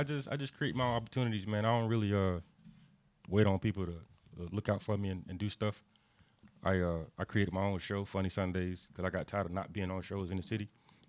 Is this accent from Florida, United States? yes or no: yes; Jacksonville, Florida, United States; I grew up in Sherwood.